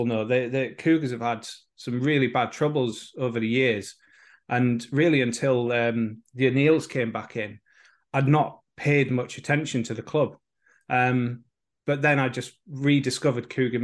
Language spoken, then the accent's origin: English; Oxenhope, Yorkshire and the Humber, United Kingdom; moved away as an adult; now in Wales; I grew up in Oxenhope in West Yorkshire